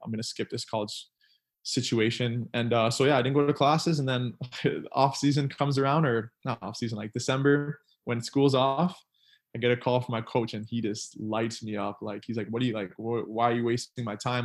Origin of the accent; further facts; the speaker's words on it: Ontario, Canada; moved away as an adult; now in Philadelphia, United States; I grew up in Canada and I just have Trinidad in background.